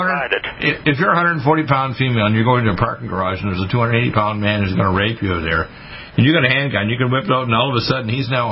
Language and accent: English; Detroit, Michigan, United States; born there; Well, you remember, I was born in Detroit.